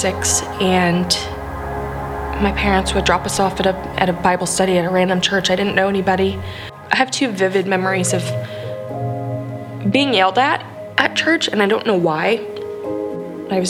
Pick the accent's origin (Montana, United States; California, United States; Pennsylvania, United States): Montana, United States; I was born in Montana